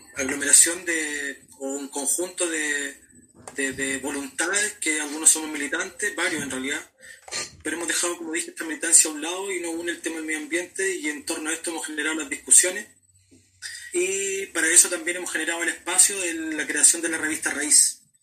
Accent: Parral, Maule, Chile; algunos que somos de Parral

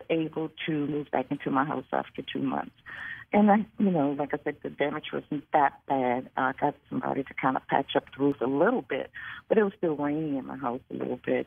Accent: Metairie, Louisiana, United States; also born or lived in New Orleans, Louisiana; now in LaPlace, United States; I was born and raised in New Orleans, raised in Metairie, which is a suburb of New Orleans, but I currently live in La Place

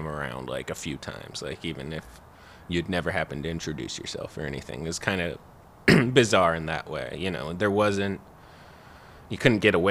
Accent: Whidbey Island, Washington, United States; moved away; I'm a writer and comedian from Whidbey Island, Washington, originally

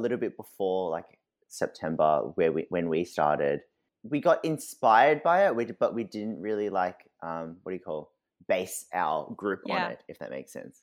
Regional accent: Australia; our cities are so far apart. Like we pretty much have no contact with Sydney.

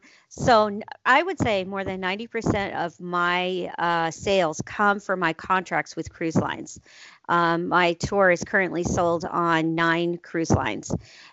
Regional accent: Juneau, Alaska, United States; I'm starting in Southeast Alaska with Travel Juneau because it's my hometown.

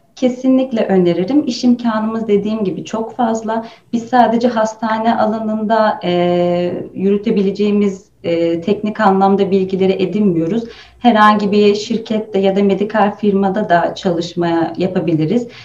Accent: Rize Province, Turkey; Aslen Rizeliyim.

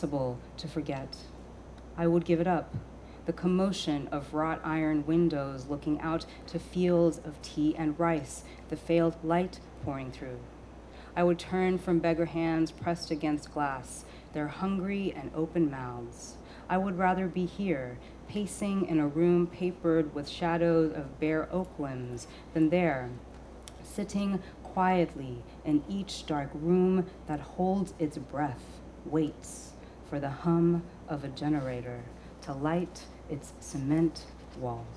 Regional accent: New York City, New York, United States; also born or lived in Bangladesh; I was born in Brooklyn, but my parents are from Bangladesh

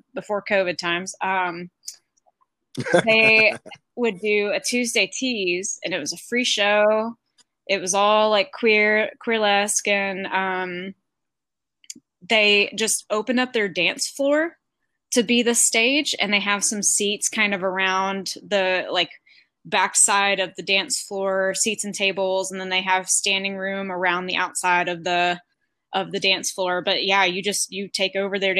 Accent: Arkansas, United States; moved away; I'm from Arkansas

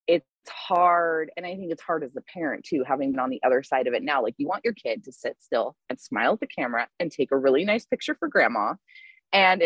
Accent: Southwest Colorado, United States; I grew up in Southwest Colorado

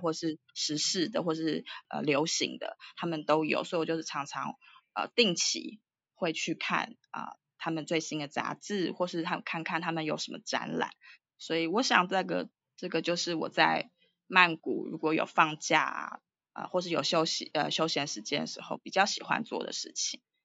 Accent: Taipei, Taiwan; moved away as an adult; also born or lived in United States / United Kingdom / Singapore; now in Bangkok, Thailand; 我是台湾台北人

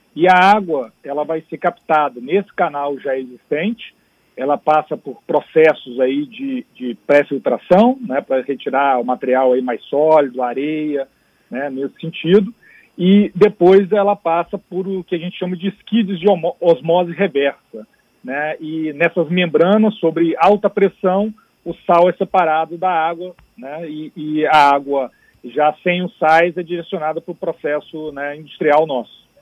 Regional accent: Espírito Santo, Brazil; como capixaba, de Espírito Santo

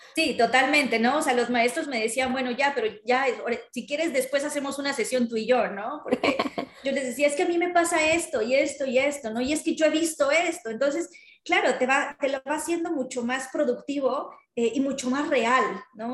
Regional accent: Mexico; nosotros éramos los representantes de México en esas ferias, ¿no? Entonces nos tocaba desde, desde montar el stand hasta, no sé, o sea, nos llegamos, nos poníamos trajes típicos mexicanos

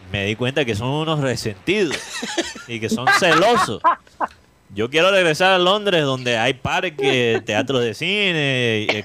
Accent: Cuba; accent: Cuban

